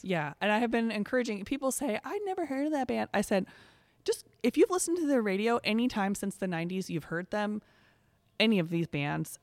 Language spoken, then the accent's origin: English; Coralville, Iowa, United States; my hometown of Coraville